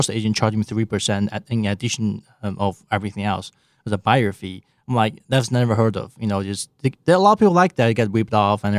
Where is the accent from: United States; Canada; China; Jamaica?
China; English is a second language; moved away; also born or lived in England; I grew up in China, was in a very bad, I'll say, environment, so where, you know, there's a lot of gang fights and a bad neighborhood and my family is not wealthy.